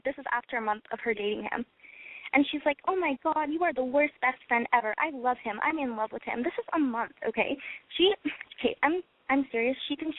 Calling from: Canada; I'm in Canada.

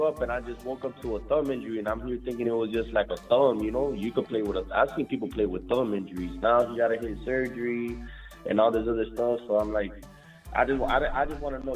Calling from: Miami, Florida, United States; I'm calling from MIA, Miami

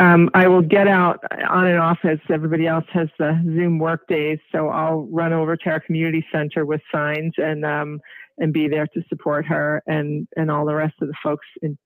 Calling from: Marblehead, Massachusetts, United States; I'm calling from Marblehead

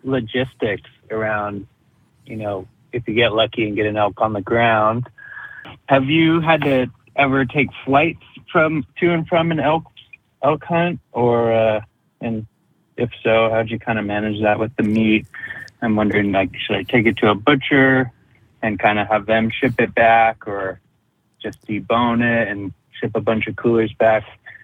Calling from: Hawaii, United States; I'm calling from Hawaii, actually.

